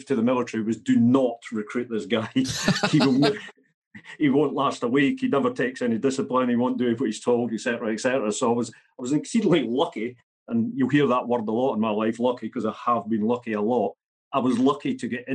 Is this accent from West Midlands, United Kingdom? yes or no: no; central belt of Scotland, United Kingdom; I grew up not where I am in Scotland at the moment, a working class central belt of Scotland